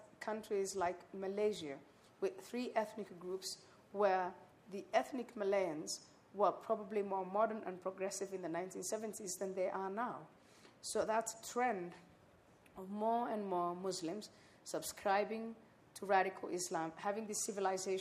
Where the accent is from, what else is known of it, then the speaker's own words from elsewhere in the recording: Somalia; I am from Somalia